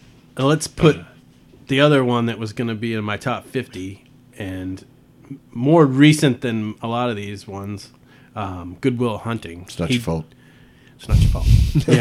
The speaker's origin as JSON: {"language": "English", "region": "Massachusetts", "country": "United States", "tie": "born or raised there", "said": "we grew up in Massachusetts"}